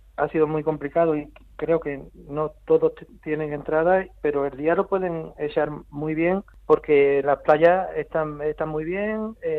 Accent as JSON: {"language": "Spanish", "town": "Seville", "region": "Andalusia", "country": "Spain", "moved": "yes", "lives_now": "Almería, Spain", "said": "yo soy de Pino Montano, pero llevo ya desde el año 90, llevo ya 32 años en Almería."}